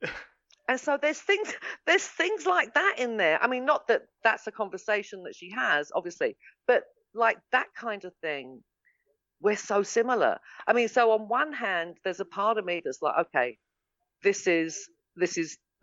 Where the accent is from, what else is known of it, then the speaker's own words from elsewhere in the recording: England, United Kingdom; moved away as an adult; now in Los Angeles, United States; I'm English